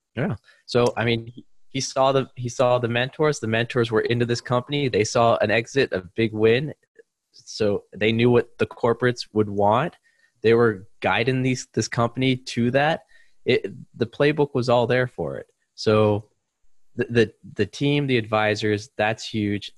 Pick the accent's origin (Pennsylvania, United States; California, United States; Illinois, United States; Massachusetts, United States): California, United States; East Bay, Silicon Valley; moved away as an adult; also born or lived in China; I grew up in the East Bay, Silicon Valley, about 40 minutes uh, east of San Francisco